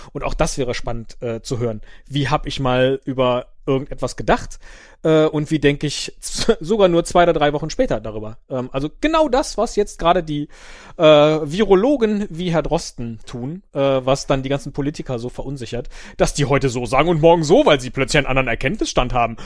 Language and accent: German; Rhineland, Germany; als geborener Rheinländer